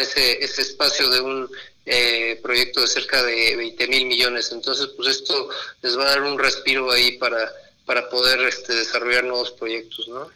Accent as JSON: {"language": "Spanish", "country": "Mexico", "said": "como mexicanos"}